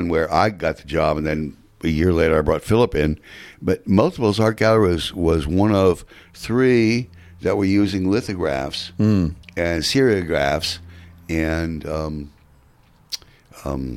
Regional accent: New York City, New York, United States; also born or lived in Manhattan, New York; I'm from Queens, New York, and Whitestone

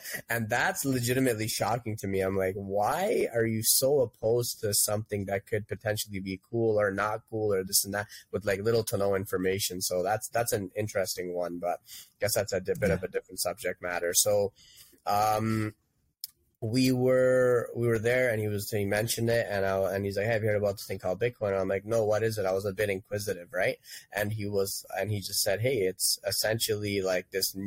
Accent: Toronto, Ontario, Canada; I grew up in Etobicoke

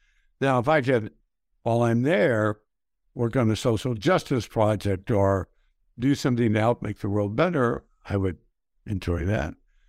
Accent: El Paso, Texas, United States; I grew up in El Paso, Texas.

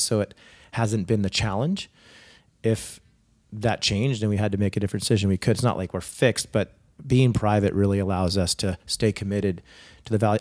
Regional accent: Saratoga, California, United States; also born or lived in Silicon Valley / France / Germany / Spain; I grew up in Saratoga

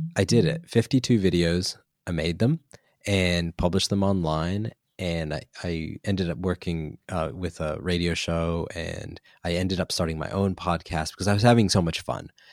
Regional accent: United States; now in New Zealand; I'm American

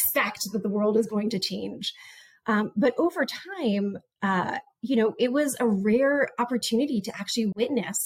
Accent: Montgomery, Maryland, United States; moved away as an adult; also born or lived in New Orleans / Compton; my public education that I had received growing up in Montgomery, Maryland

